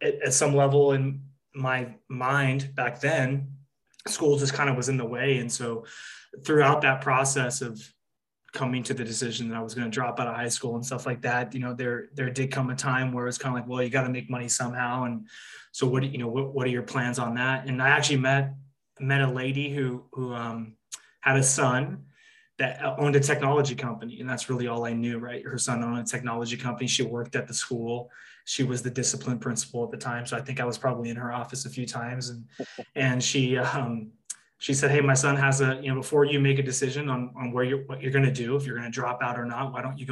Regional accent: Orange County, California, United States; I grew up in Orange County, California

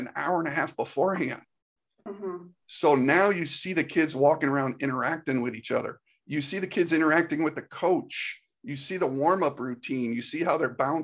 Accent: Northeast, United States; moved away as an adult; now in Georgia, United States; I grew up in the Northeast

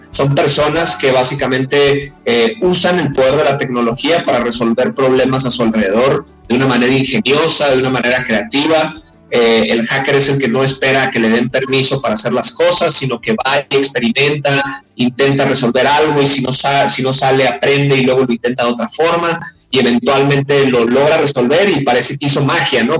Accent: Hermosillo, Sonora, Mexico; moved away as an adult; also born or lived in San Francisco / South Korea; now in Mexico City, Mexico; yo soy originario de allá

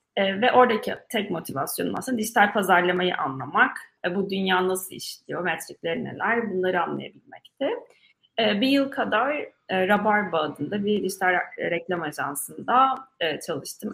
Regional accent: Mersin, Turkey; moved away as an adult; also born or lived in Istanbul / Ankara; Mersin'de büyüdüm dediğim gibi Mersin Fen Lisesi'ne gittim.

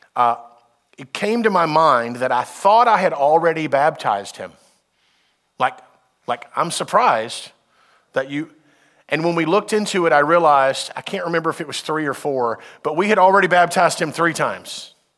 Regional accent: United States; as a Westerner, as an American

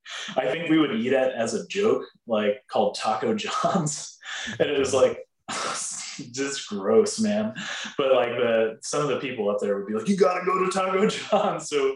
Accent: Texas, United States; I'm from Texas

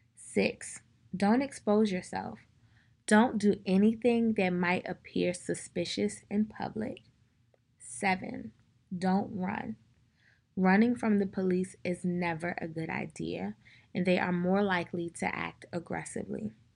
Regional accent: Prince George's County, Maryland, United States; I'm from Prince George's County, Maryland.

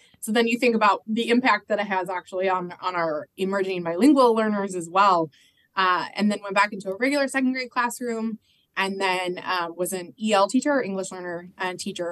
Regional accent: Phoenix, Arizona, United States; moved away as an adult; also born or lived in Omaha, Nebraska / Washington State; now in Washington, D.C., United States; I grew up in Phoenix, Arizona, went to Arizona State

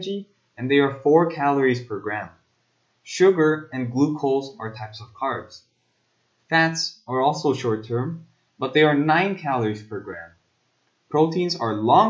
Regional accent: South Korea; I am a South Korean student myself

